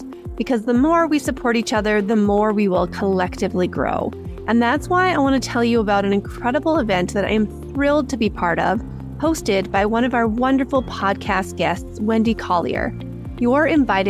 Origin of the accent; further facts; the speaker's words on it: Calgary, Alberta, Canada; my hometown in Calgary